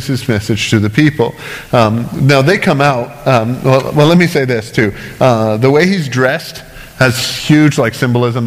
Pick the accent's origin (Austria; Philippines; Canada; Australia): Canada; as a Canadian